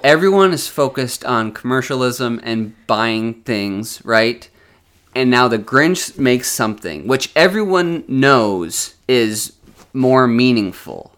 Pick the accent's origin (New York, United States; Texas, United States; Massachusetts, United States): Massachusetts, United States; Westfield; I grew up in Westfield, Massachusetts, which is a suburb of Springfield, Massachusetts